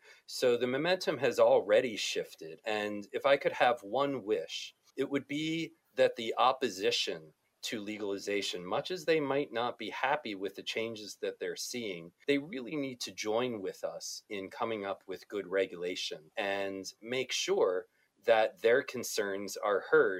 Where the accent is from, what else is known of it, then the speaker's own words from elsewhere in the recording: New Jersey, United States; New Jersey, my home state, is likely to change soon.